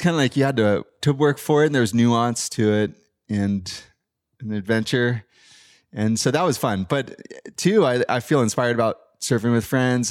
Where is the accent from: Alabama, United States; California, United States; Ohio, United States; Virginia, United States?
California, United States; San Clemente; growing up in San Clemente